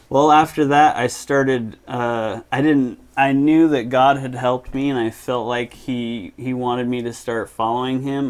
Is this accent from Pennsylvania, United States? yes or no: no; Murray, Utah, United States; also born or lived in Seattle, Washington; Grew up in Murray